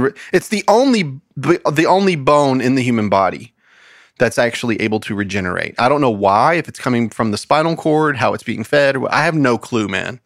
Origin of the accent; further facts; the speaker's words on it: United States; as an American